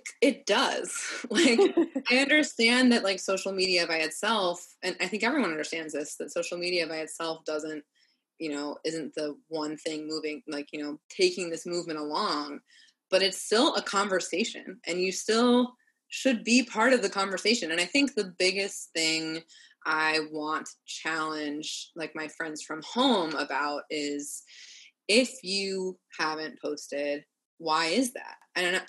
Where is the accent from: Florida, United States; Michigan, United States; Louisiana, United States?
Florida, United States; Orlando; also born or lived in Los Angeles; now in New York City, United States; I'm from Orlando, Florida